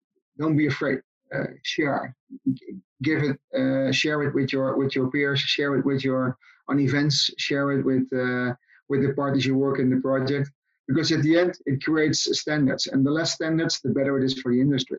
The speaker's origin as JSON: {"language": "English", "country": "Netherlands", "said": "I am from the Netherlands"}